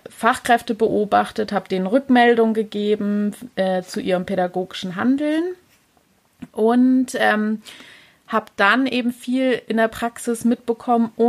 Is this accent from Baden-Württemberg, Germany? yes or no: yes; Pforzheim, Baden-Württemberg, Germany; aber genau, ich komme aus der Pforzheimer Gegend.